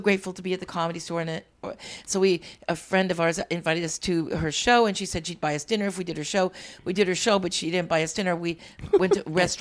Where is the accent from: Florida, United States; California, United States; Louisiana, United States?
California, United States; born or raised there; also born or lived in Freeport, Illinois